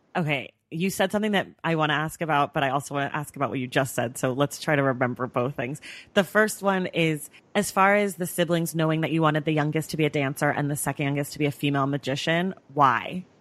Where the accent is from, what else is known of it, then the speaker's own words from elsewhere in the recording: Oakland, California, United States; I'm also from the Bay Area, and I also grew up as a dancer.